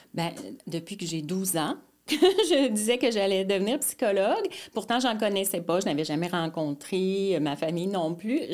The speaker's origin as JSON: {"language": "French", "town": "Mascouche", "region": "Quebec", "country": "Canada", "tie": "born or raised there", "also_born_or_lived": "Montreal", "lives_now": "Terrebonne, Canada", "said": "je suis née à Montréal mais euh, rapidement, vers l'âge de 3 ans, mes parents sont allés euh, sur la rive nord à Mascouche, en fait."}